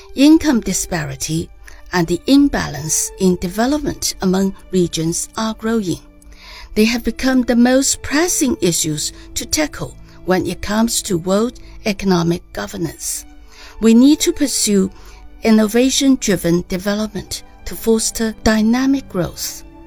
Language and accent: English; China; from the People's Republic of China.